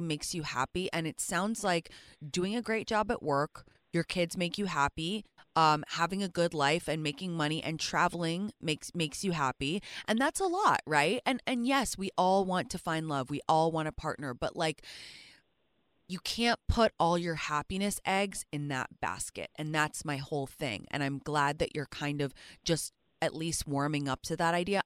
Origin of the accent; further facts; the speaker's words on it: England, United Kingdom; moved away; I'm from England